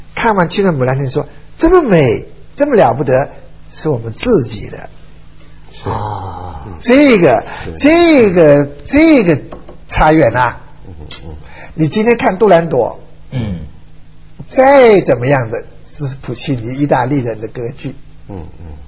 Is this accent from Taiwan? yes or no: no; China; 我觉得那些我们中国人，你想过去也破破四旧